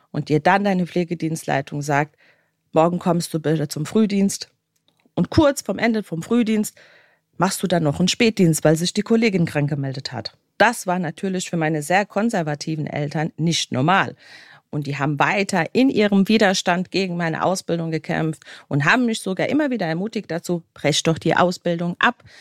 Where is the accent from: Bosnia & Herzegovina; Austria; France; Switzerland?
Bosnia & Herzegovina; ich komme aus dem ehemaligen Jugoslawien oder besser gesagt aus Bosnien und Herzegowina.